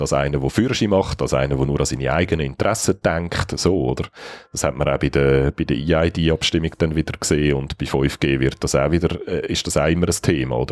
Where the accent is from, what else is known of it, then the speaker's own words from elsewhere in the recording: Switzerland; wie wir die haben als Schweizer